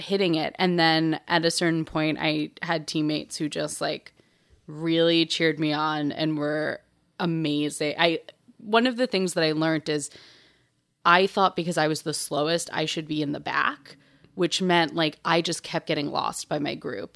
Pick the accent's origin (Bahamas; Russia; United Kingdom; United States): United States; New York City, New York; also born or lived in Marfa, Texas; I grew up in Bay Ridge